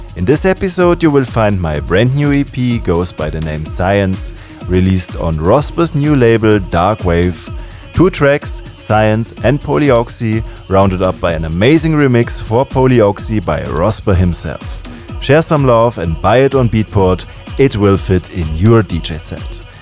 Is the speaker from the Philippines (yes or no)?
no; Ulm, Baden-Württemberg, Germany; my hometown Ulm